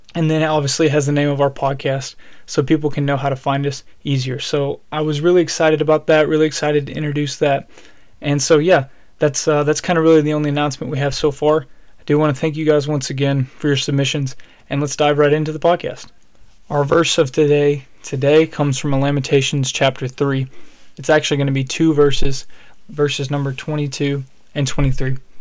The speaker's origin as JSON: {"language": "English", "region": "Alabama", "country": "United States", "said": "I'm from Alabama and so we we we we eat good in the South"}